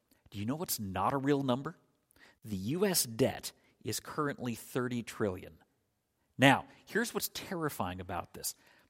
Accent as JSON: {"language": "English", "region": "Scotland", "country": "United Kingdom", "tie": "born there", "said": "as most of you know, I was born in Scotland."}